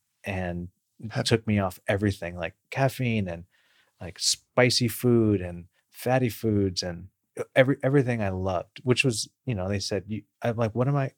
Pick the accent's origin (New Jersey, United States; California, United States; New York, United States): California, United States; Bakersfield; I grew up in Bakersfield, California, where it's kind of rural sprawl